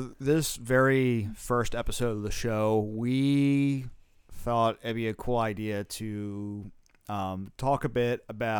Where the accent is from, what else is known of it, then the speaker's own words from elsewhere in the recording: New Jersey, United States; Because Jersey sucks in the winter. We're from New Jersey, by the way.